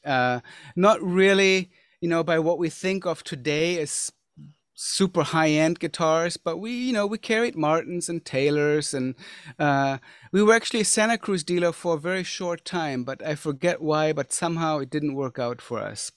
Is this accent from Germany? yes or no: yes; Germany; growing up, I grew up in Germany